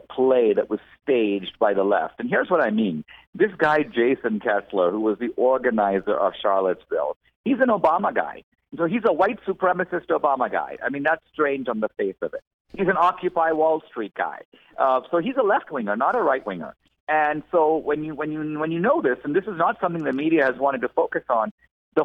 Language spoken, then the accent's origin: English; India; I'm from India